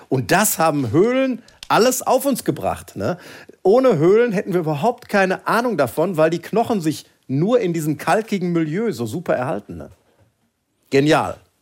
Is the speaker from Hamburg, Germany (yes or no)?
no; Sauerland, North Rhine-Westphalia, Germany; wir sind ja als Sauerländer dann eher so, ja, ich sag mal, für uns sind ja Berge schon mindestens 400 Meter hoch